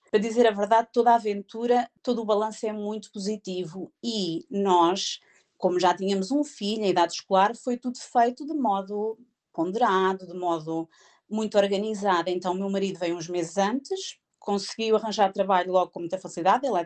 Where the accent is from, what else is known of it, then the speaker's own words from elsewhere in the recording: Coimbra, Centro, Portugal; now in Bedford, United Kingdom; nós somos de Coimbra e eles são de Coimbra, da Figueira